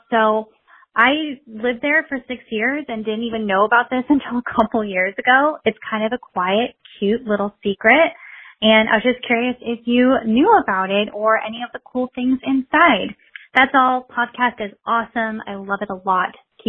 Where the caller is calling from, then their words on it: Folsom, California, United States; also born or lived in Napa Valley, California; I'm calling you from Folsom, California, although I used to live in the Napa Valley